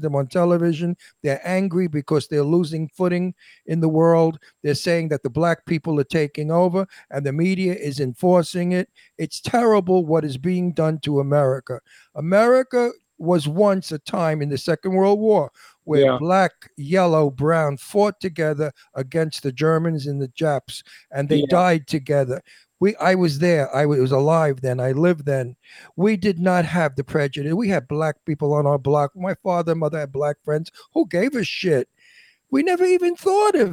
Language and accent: English; New York City, New York, United States; moved away; also born or lived in Pennsylvania; I was raised in Red Hook Projects in Brooklyn with black people.